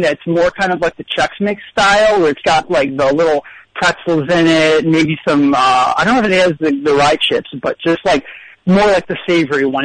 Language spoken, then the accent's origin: English; Elgin, Illinois, United States; I'm from the suburbs